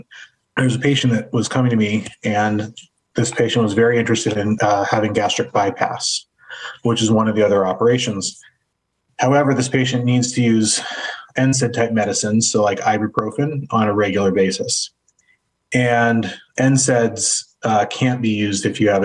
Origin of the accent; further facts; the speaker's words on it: Fort Bragg, California, United States; also born or lived in Durham, North Carolina; now in Cleveland, United States; I grew up in Northern California in a small town called Fort Bragg, which is on the coast about four hours north of San Francisco